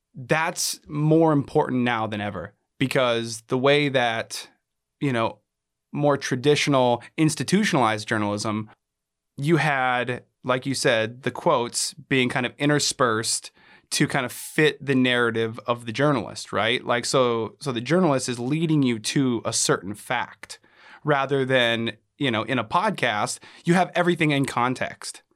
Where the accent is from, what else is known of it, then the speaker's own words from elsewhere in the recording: Anchorage, Alaska, United States; also born or lived in Reno, Nevada; I was born and raised here in Alaska, in Anchorage, Alaska.